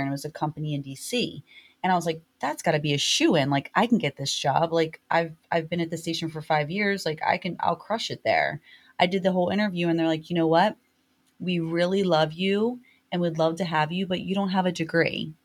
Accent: Baltimore, Maryland, United States; I'm from Baltimore

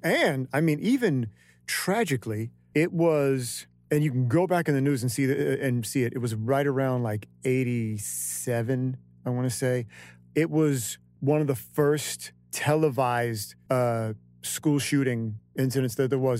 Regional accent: Stockton, California, United States; the first, you know, seventeen years of my life was in uh, Stockton, it's a very interesting town

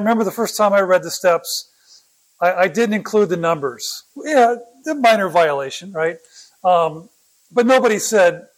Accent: Oakland, California, United States; also born or lived in San Jose, California; I was born in Oakland.

